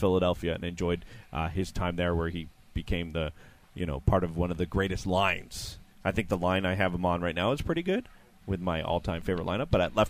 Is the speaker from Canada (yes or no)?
yes; Montreal, Quebec, Canada; I grew up here in Montreal